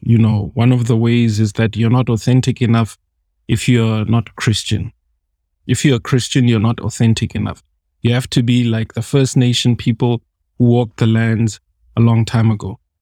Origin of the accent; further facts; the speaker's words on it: South Africa; as a South African